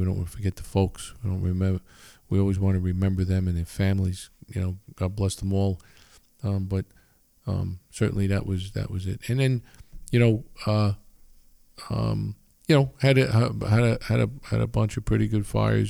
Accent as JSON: {"language": "English", "town": "Long Island", "region": "New York", "country": "United States", "tie": "born or raised there", "said": "I was, you know, I grew up in Long Island, right?"}